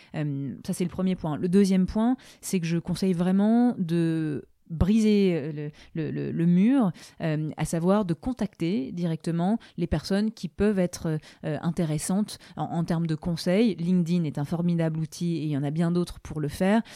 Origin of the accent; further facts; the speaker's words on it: Aix-en-Provence, Provence-Alpes-Côte d'Azur, France; moved away; je suis exoise donc je suis d'Aix-en-Provence. Je suis extrêmement attachée à la région.